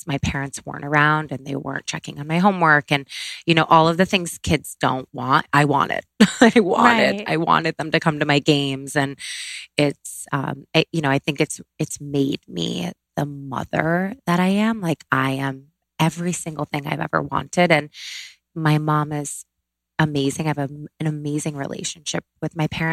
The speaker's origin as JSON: {"language": "English", "town": "Syracuse", "region": "New York", "country": "United States", "tie": "born or raised there", "said": "I grew up in Syracuse, New York, upstate New York"}